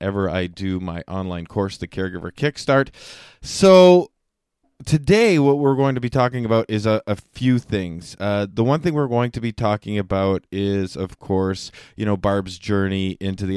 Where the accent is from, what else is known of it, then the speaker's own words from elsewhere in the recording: Canada; I am from Canada